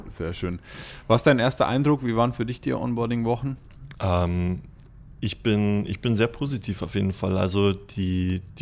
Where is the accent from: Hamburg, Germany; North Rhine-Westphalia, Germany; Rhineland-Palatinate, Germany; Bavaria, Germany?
Bavaria, Germany; Baimhausen; also born or lived in Ingolstadt; Ich bin 27 Jahre alt, ähm, bin in Ingolstadt geboren, bin in der Region schon ein bisschen rumgezogen, ähm, bin lustigerweise in Baimhausen, genauso wie der Leon, aufgewachsen.